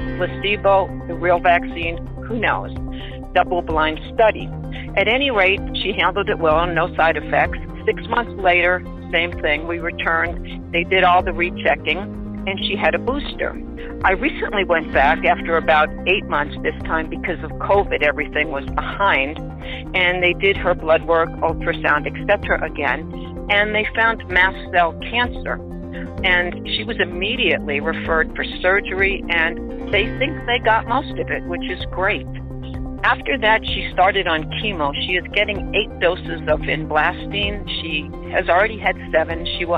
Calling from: Denver, Colorado, United States; I'm calling from Denver, Colorado.

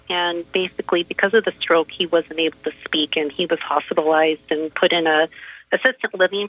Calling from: Orange, California, United States; I'm calling from Orange, California.

